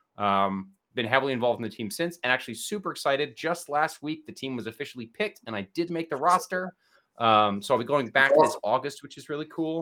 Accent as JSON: {"language": "English", "region": "New Jersey", "country": "United States", "tie": "born or raised there", "moved": "as an adult", "lives_now": "Oxford, United Kingdom", "said": "I grew up in New Jersey, very proud of New"}